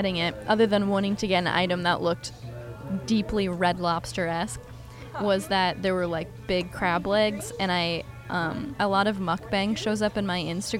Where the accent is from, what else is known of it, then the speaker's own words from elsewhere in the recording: Maine, United States; I'm from Maine